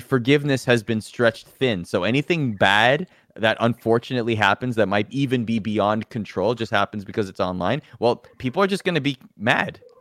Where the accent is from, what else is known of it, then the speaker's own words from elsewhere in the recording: Toronto, Ontario, Canada; I'm from Toronto. I'm proud to be from Toronto.